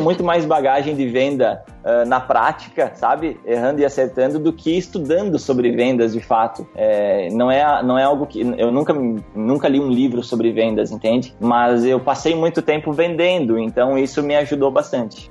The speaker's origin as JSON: {"language": "Portuguese", "town": "Guaporé", "region": "Rio Grande do Sul", "country": "Brazil", "tie": "born or raised there", "said": "sou da cidade de Guaporé, no Rio Grande do Sul, interior do Rio Grande do Sul"}